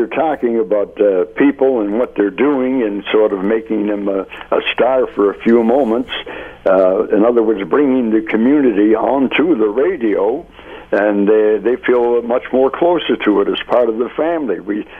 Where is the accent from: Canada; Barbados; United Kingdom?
Canada; Hamilton, Ontario; I was born and raised in Hamilton, so I could stay involved in Hamilton things